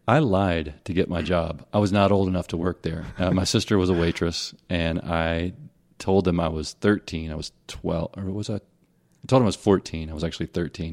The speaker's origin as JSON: {"language": "English", "region": "Tennessee/Mississippi border area", "country": "United States", "tie": "born or raised there", "also_born_or_lived": "Hernando, Mississippi", "said": "I grew up in Tennessee, in Mississippi."}